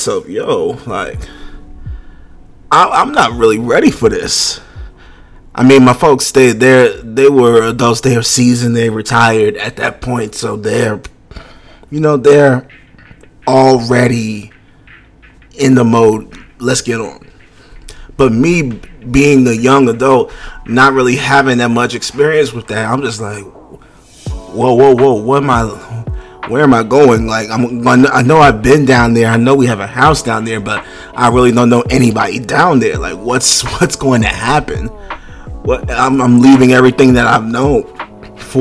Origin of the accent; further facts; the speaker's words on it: New York City, New York, United States; moved away as an adult; now in Virginia, United States; I'm from Brooklyn, New York, born and raised, Bed-Stuy, do or die.